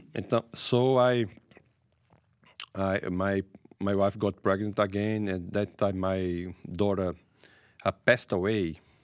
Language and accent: English; Brazil; I'm from Brazil. I lived there